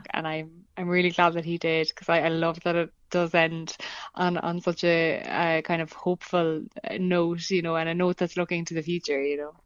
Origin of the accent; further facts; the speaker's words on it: Ireland; growing up in Ireland as a, as a young woman